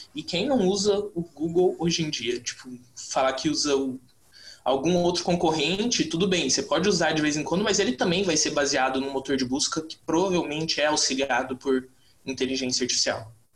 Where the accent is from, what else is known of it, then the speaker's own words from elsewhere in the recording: Mato Grosso do Sul, Brazil; eu sou do Mato Grosso do Sul e aqui a gente tem o LIA, na UFMS